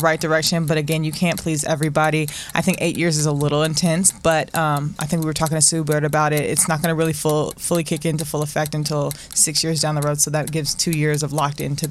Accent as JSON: {"language": "English", "town": "Raleigh", "region": "North Carolina", "country": "United States", "moved": "yes", "said": "I'm from Raleigh, North Carolina"}